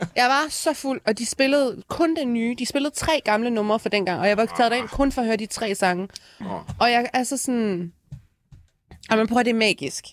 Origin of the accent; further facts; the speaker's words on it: Aalborg, North Denmark Region, Denmark; jeg er fra Aalborg